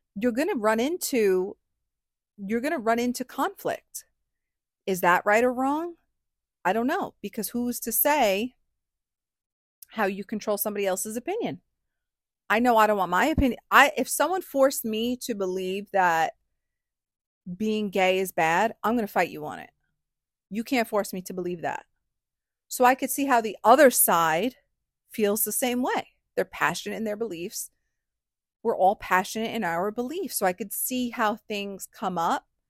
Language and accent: English; New York, United States; I'm from New York